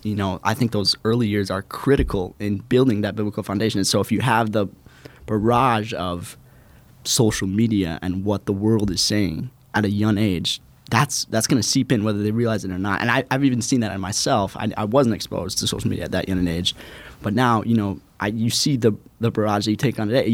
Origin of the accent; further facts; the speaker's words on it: Robbinsdale, Minnesota, United States; I'm from Robbinsdale, Minnesota, right outside the Twin Cities